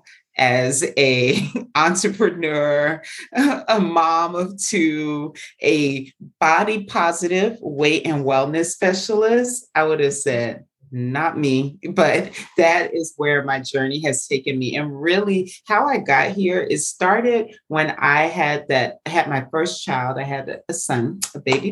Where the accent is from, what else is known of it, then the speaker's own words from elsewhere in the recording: the South, United States; I was as a Southerner